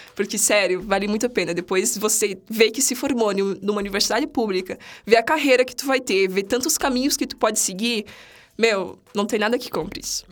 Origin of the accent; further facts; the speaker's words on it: São Miguel do Oeste, Santa Catarina, Brazil; moved away as an adult; Eu sou de outra cidade, eu sou de São Miguel do Oeste, uma cidadezinha aqui perto, aqui perto, duas horas daqui.